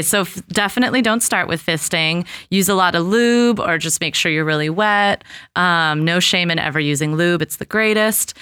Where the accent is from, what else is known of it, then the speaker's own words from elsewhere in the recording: Los Angeles, California, United States; I grew up in Los Angeles